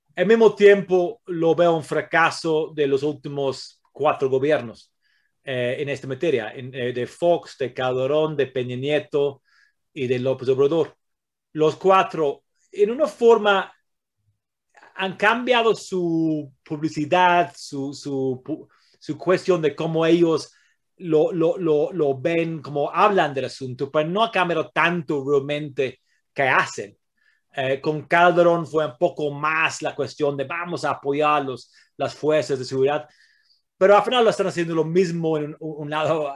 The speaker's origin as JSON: {"language": "Spanish", "region": "England", "country": "United Kingdom", "second_language": "Spanish", "moved": "yes", "lives_now": "Mexico", "said": "Yo soy de Inglaterra, eh, tengo un abuelo italiano"}